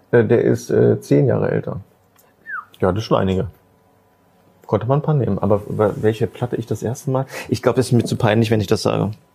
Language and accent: German; Magdeburg, Saxony-Anhalt, Germany; Das ist diese Stadt. Äh, hier bin ich geboren. Ja, das ist die, die Stadt ist meine Heimat